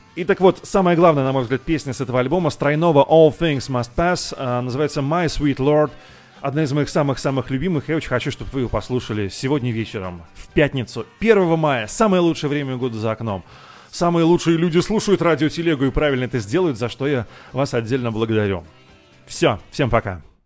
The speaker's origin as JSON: {"language": "Russian", "region": "Moscow", "country": "Russia", "said": "из Зябликова я давным-давно уехал, я не нахожусь уже там, несмотря на это, мой, э, этот район навсегда в моем сердце"}